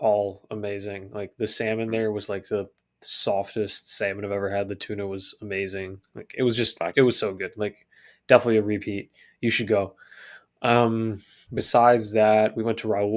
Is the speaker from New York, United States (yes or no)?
yes; New York, United States; growing up in New York